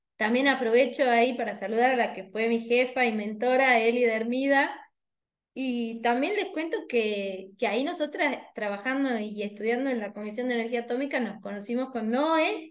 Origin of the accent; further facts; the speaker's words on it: Tucumán, Argentina; como buena tucumana, me comí la S de jueves